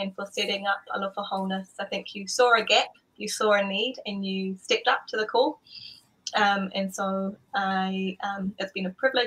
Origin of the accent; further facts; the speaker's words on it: Malua, Samoa; moved away; we grew up in Malua, as he was the principal of Malua Theological College for a number of years.